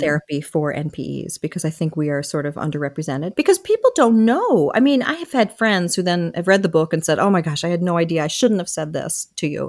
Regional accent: Michigan, United States; born or raised there; also born or lived in Wilmington, Delaware

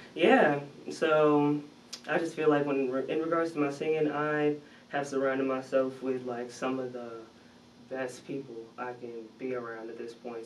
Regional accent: New Jersey, United States; I'm from Jersey, so okay. it's just East Coast

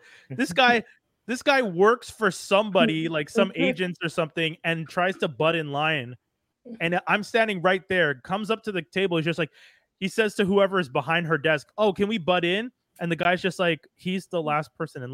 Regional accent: Montreal, Quebec, Canada; I'm from Montreal.

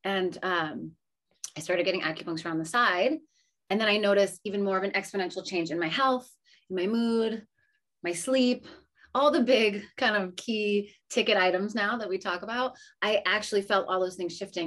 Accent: New England, United States; Growing up in New England

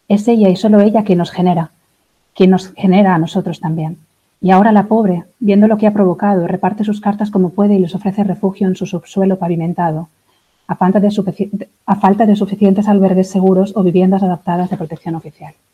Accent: Spain; now in Berlin, Germany; Eh, bueno … soy española, hace cuatro años ya que estoy en Berlín.

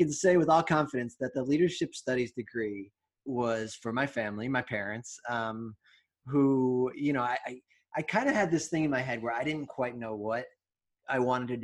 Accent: Long Island, New York, United States; moved away as an adult; also born or lived in Richmond, Virginia; now in Los Angeles, United States; I'm originally from Long Island

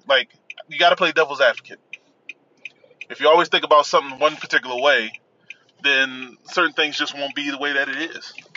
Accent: Washington metropolitan area, United States; Nationals became my hometown team. But me growing up, I was a diehard O's fan

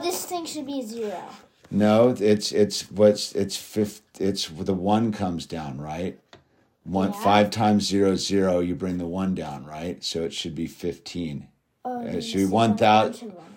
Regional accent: Malibu, California, United States; growing up in Malibu and living in Malibu

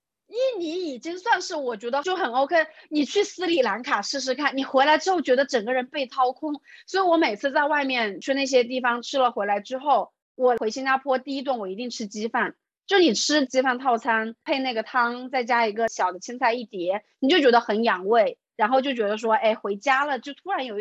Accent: Hubei, China; moved away as an adult; also born or lived in Singapore; 我从小出生在湖北嘛，然后大学也在湖北读的

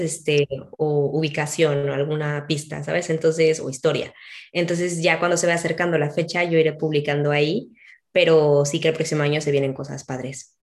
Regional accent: Mexico; now in Spain; a nosotros en México nos suena chistoso

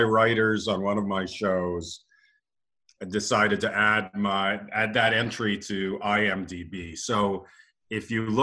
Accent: London, Ontario, Canada; moved away as an adult; also born or lived in Los Angeles; I grew up in London, Ontario

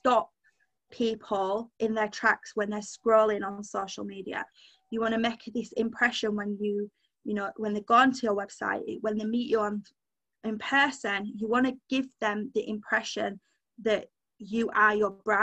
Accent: Yorkshire and the Humber, United Kingdom; I'm a Yorkshire girl through and through

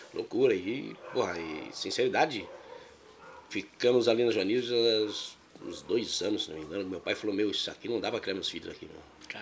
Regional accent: São Paulo, Brazil; also born or lived in Minas Gerais; me considero mais paulista do que que mineiro, que vim de lá com sete anos de idade

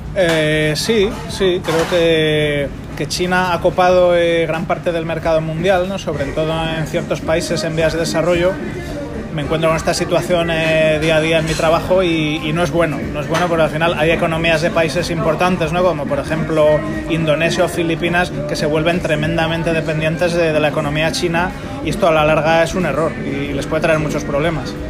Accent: Spain; now in Singapore; cuando vuelvo a España

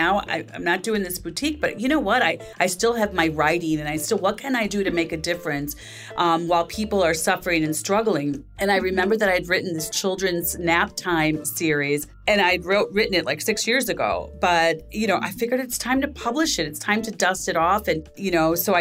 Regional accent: Chicago, Illinois, United States; I was raised on the south side of Chicago by immigrant parents, my father from Haiti and my mother from Puerto Rico

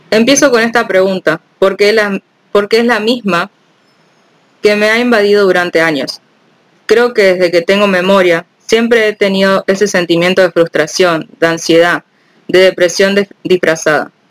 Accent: Pénjamo, Guanajuato, Mexico; born there; Tengo, tengo 26 años. Nací en Pénjamo, Guanajuato, México. Soy periodista y ya no quiero callar.

